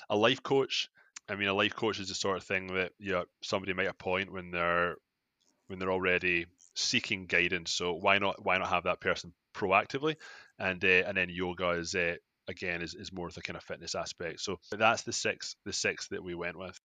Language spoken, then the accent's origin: English; Scotland, United Kingdom; moved away as an adult; now in Toronto, Canada; I'm from Scotland, like, uh, I moved to Canada uh, fourteen years ago